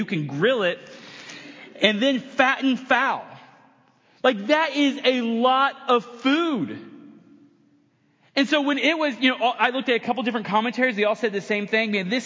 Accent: United States; I'm American

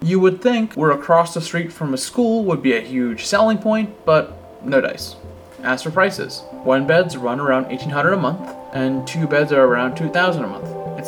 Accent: Chelsea, Massachusetts, United States; That's right, we're not in Chelsea, we're in Boston. I mean, it's not a pants on fire lie, I tell people I'm from Boston sometimes, but really?

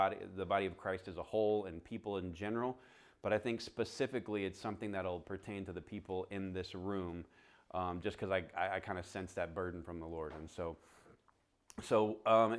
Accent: the South, United States; I'm a redneck from the South

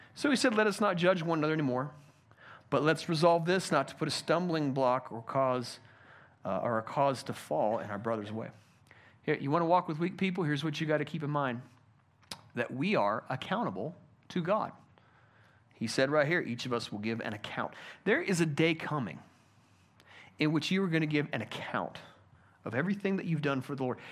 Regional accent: United States; I'm an American

